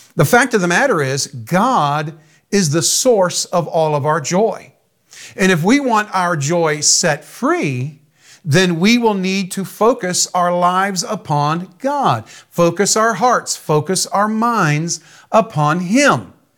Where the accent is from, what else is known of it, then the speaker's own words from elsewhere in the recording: United States; I'm an American. My father was an American, his father before him. My earthly citizenship is American